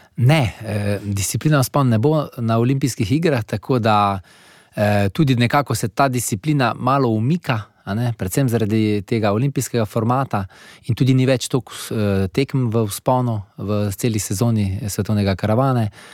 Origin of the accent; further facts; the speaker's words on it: Slovenia; Slovenci smo vedno navajeni nekih velikih naporov